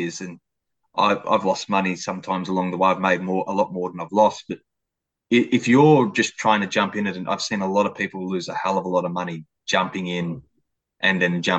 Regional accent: Melbourne, Victoria, Australia; we grew up with in Australia

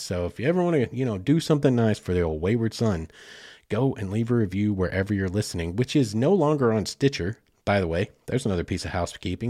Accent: Southeast Oklahoma, United States; I'm from Southeast Oklahoma

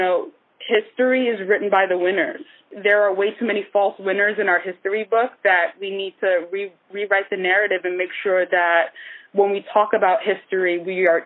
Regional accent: New York City, New York, United States; also born or lived in Nigeria; I'm from Brooklyn, and the Heights are similar in a way to Bed-Stuy, where I grew up in Brooklyn

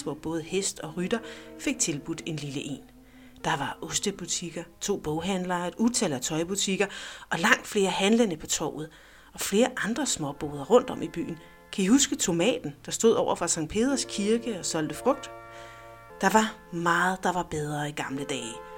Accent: Næstved, Zealand, Denmark; moved away as an adult; jeg er født og opvokset i Næstved

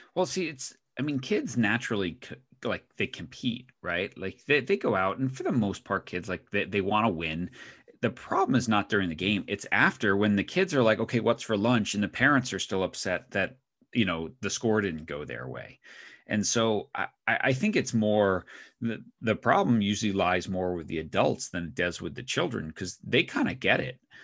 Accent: Northeast, United States; moved away as an adult; now in Oregon, United States; both my wife and I grew up in the Northeast

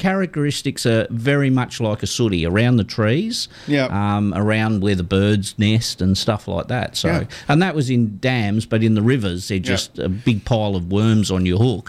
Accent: Victoria, Australia; moved away; I was from Victoria when we were little

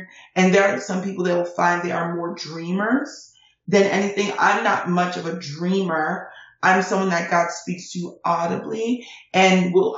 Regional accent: United States; also born or lived in Nigeria; I came to America from Nigeria when I was 5 months old.

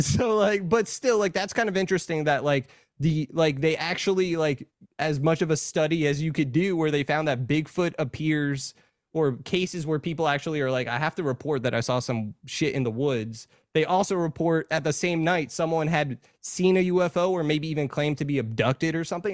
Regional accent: New York, United States; I'm from New York

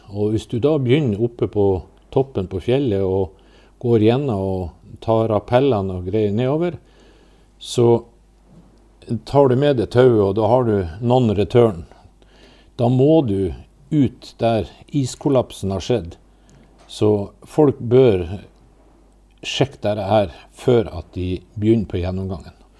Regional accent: Mo i Rana, Nordland, Norway; jeg er oppvokst i Rana

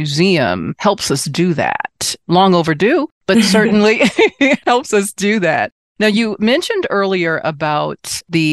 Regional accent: Washington, District of Columbia, United States; I'm originally from Washington, D.C.

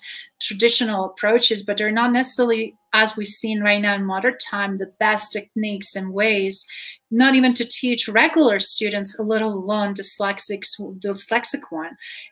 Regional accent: Croatia; English is a second language; now in Colorado, United States; I'm Croatian, but I grew up with two writing and reading styles

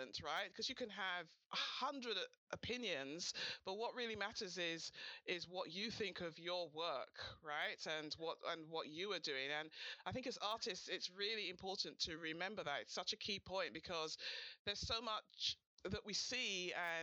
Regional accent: London, United Kingdom; my hometown. You love my hometown. My wonderful, beautiful city of London.

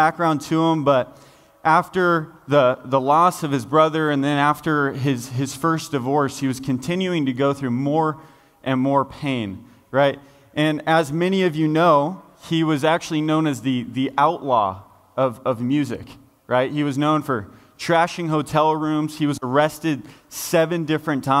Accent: Folsom, California, United States; I grew up in Folsom, California

